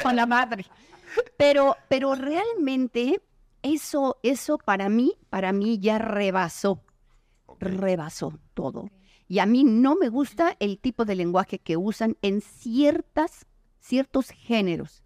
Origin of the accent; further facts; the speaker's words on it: Mexico; soy mexicano